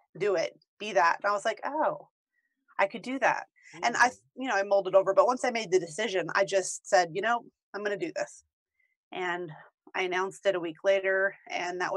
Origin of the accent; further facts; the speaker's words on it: Williamsburg / Richmond, Virginia, United States; moved away as an adult; now in Denver, United States; I am from Williamsburg in Richmond, Virginia, but I live in Denver, Colorado now